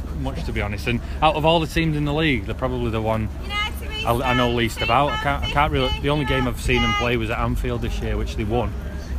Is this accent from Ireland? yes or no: yes; Dublin, Leinster, Ireland